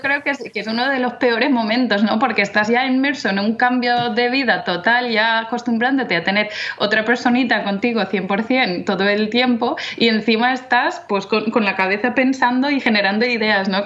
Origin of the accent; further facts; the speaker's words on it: London, United Kingdom; Spanish is a second language; moved away as an adult; also born or lived in Oviedo, Spain; now in Valencia, Spain; yo soy inglesa, de nacimiento y de crianza. Eh, vivía en Londres em, con mis padres